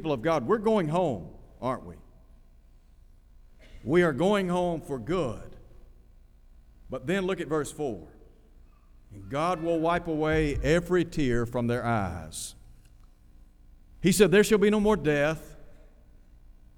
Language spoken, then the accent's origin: English; Chattanooga, Tennessee, United States; also born or lived in Nashville, Tennessee; I grew up in Chattanooga